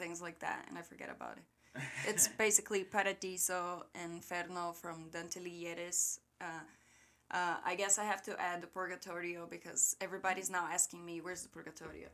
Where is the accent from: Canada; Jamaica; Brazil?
Brazil; Rio Grande do Sul; English is a second language; moved away; I was born and raised in the very south of Brazil